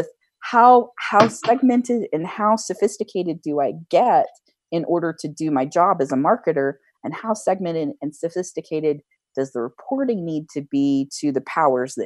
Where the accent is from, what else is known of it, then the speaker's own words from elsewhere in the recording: United States; I'm an American